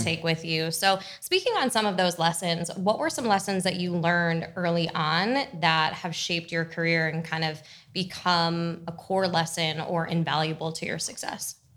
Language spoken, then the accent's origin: English; New Jersey, United States; I was also from New Jersey